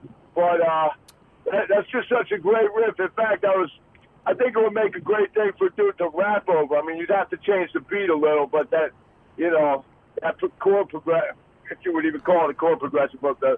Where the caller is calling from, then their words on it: New Jersey, United States; I'm on my way to work. I'm in Jersey.